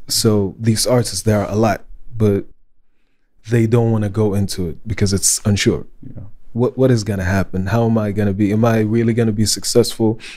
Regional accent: Saudi Arabia; English is a second language; they catch my accent. They're like, well, where you really from? I was like, yeah, I'm from Saudi Arabia.

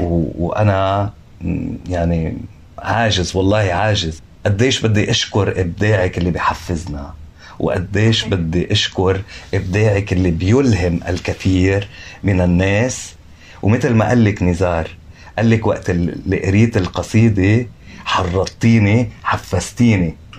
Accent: Lebanon; انا لبناني

